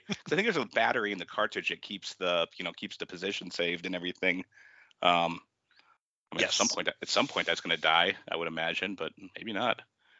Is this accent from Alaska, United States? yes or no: yes; Juneau, Alaska, United States; there was a pizza place in my hometown, Bullwinkle's Pizza in Juneau, Alaska.